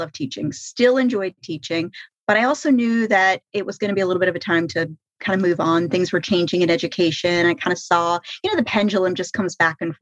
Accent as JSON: {"language": "English", "town": "Jacksonville", "region": "Florida", "country": "United States", "moved": "yes", "lives_now": "Key West, United States", "said": "I'm from Jacksonville, which is in the Northeast Coast, and that's where my parents are"}